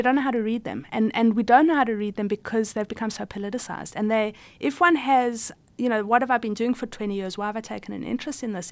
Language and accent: English; South Africa; I was born in South Africa